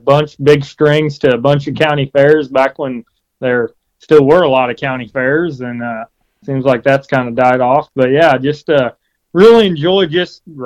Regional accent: Quincy, Illinois, United States; I grew up over in Quincy, Illinois

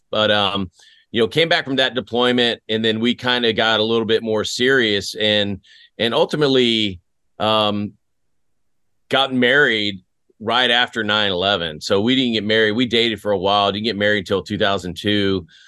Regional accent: West Tennessee, United States; moved away; also born or lived in Greece / Fort Riley, Kansas / Germany; I grew up in West Tennessee

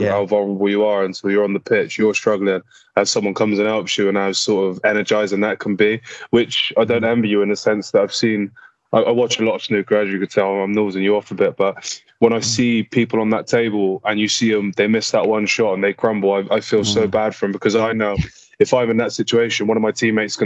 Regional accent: Bristol, South West England, United Kingdom; growing up in Knoll

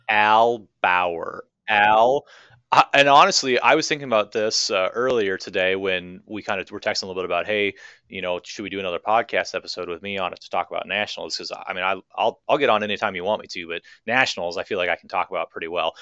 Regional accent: Minneapolis, Minnesota, United States; I'm from Minneapolis, Minnesota

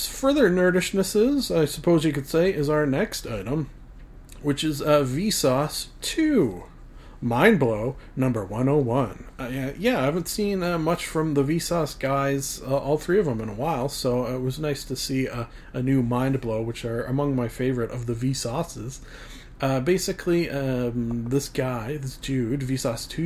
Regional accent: Canada; I am Canadian

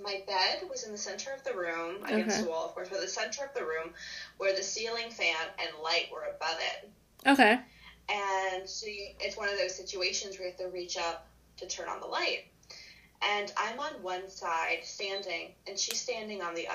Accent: Florida, United States; also born or lived in Mississippi; I grew up in Florida, so we have beaches everywhere

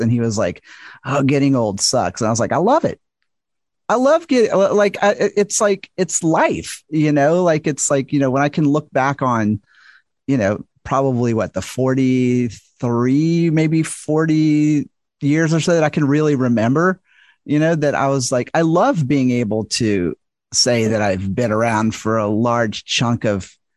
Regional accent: the South, United States; I'm from the South and American

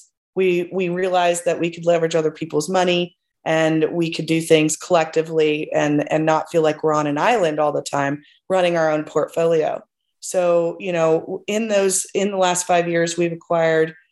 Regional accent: Plano, Texas, United States; I'm originally from Plano, Texas

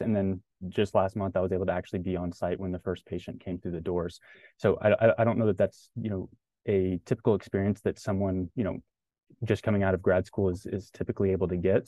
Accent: Dallas, Texas, United States; moved away; I'm originally from Dallas, Texas

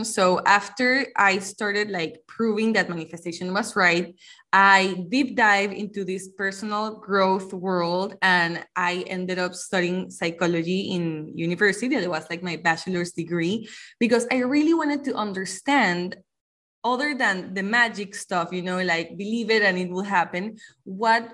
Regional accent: Panama; I am from Panama

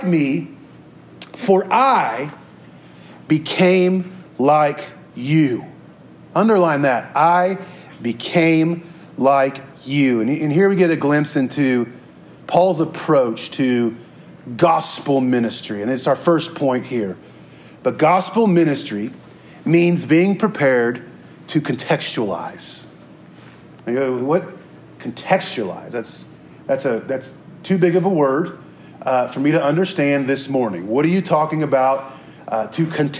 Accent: Topeka, Kansas, United States; I'm from Topeka, Kansas

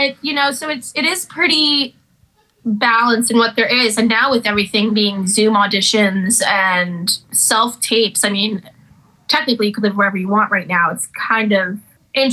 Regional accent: Chatham, New York, United States; also born or lived in Brooklyn, New York; I grew up in Brooklyn and in Chatham, New York

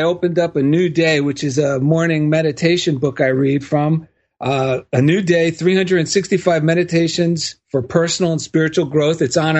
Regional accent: New Jersey, United States; now in Culver City, United States; I'm from New Jersey.

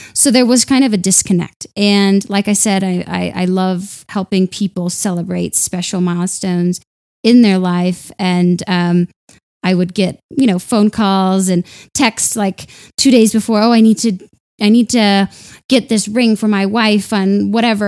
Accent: Denver, Colorado, United States; moved away as an adult; also born or lived in London; I'm from Denver. I'd never left before.

